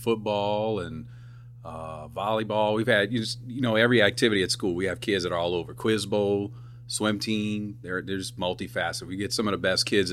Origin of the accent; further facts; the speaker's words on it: Thibodaux, Louisiana, United States; moved away as an adult; now in South Lafourche, United States; Originally from Thibodaux. I grew up in Thibodaux.